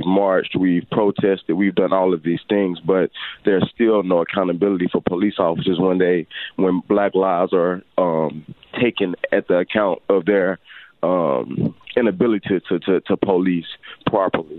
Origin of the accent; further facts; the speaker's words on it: Little Rock, Arkansas, United States; also born or lived in West Africa; I am born and raised on Wolf Street, the street that got a lot of attention in the 90s for the gangbang on Little Rock scene